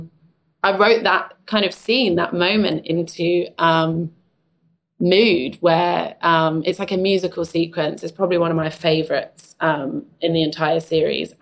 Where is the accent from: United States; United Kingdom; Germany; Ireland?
United Kingdom; London; I grew up in East London